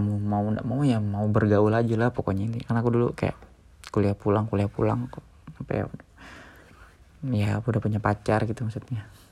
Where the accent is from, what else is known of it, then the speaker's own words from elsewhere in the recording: Kalimantan, Indonesia; moved away as an adult; also born or lived in Yogyakarta, Indonesia; aku dari Kalimantan, di sekolah negeri